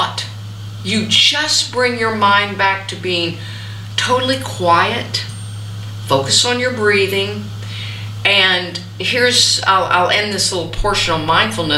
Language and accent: English; the South, United States; growing up in the South